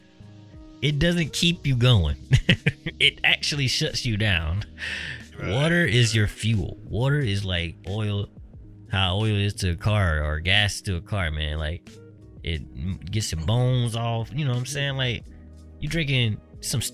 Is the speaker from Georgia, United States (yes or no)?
yes; Georgia, United States; we're from Georgia